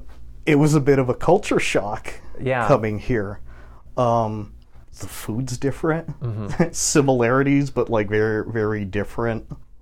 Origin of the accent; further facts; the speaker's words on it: Santa Fe, New Mexico, United States; moved away as an adult; now in Arizona, United States; Born and raised in Santa Fe.